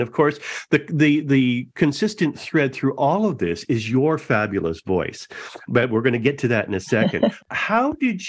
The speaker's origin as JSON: {"language": "English", "town": "Etobicoke", "region": "Ontario", "country": "Canada", "tie": "born or raised there", "said": "I grew up in Etobicoke, 427 in Burnham Thorpe, but I've lived virtually every area in Toronto."}